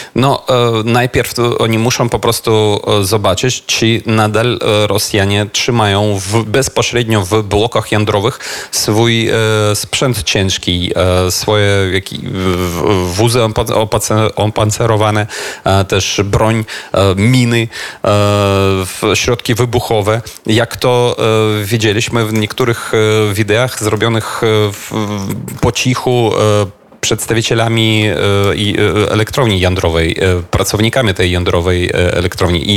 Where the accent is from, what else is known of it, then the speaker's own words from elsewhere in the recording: Kyiv, Ukraine; Polish is a second language; Jestem w rodzinnym Kijowie